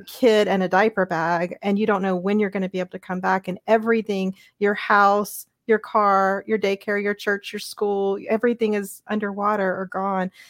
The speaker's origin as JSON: {"language": "English", "region": "Louisiana", "country": "United States", "tie": "born or raised there", "moved": "as an adult", "said": "I'm a Louisiana girl, I grew up in Louisiana and stayed there all the way from my birth all the way through after grad school at L S U in Baton Rouge"}